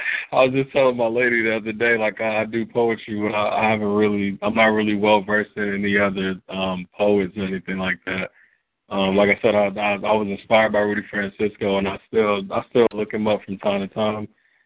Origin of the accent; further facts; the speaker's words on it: DR Congo; Like I said in the track, I'm from the Congo, so we see thickness as a sign of beauty.